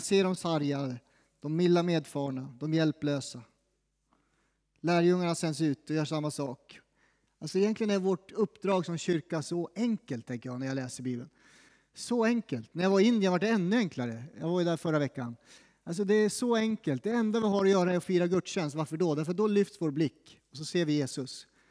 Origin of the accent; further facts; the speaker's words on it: Sweden; som svensk